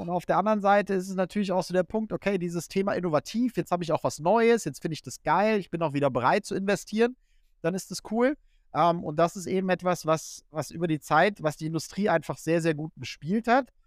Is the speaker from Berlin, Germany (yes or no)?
no; Kassel, Hesse, Germany; moved away; ich komme aus Kassel, äh, nebendran ist ein Volkswagenwerk, äh, wo die Hälfte meiner alten Freunde arbeitet.